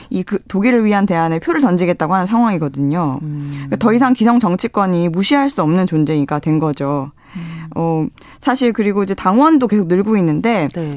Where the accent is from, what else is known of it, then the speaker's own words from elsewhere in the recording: South Korea; 제가 한국인인데도 불구하고